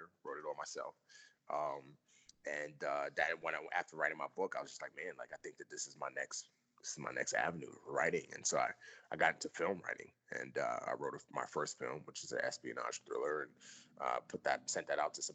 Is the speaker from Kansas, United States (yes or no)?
no; New York City, New York, United States; also born or lived in Nigeria; I grew up in the Bronx